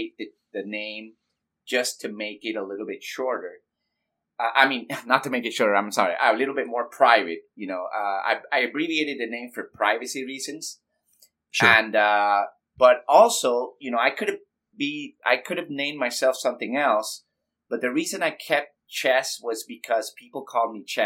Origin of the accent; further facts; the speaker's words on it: Panama; I'm from Panama, Central America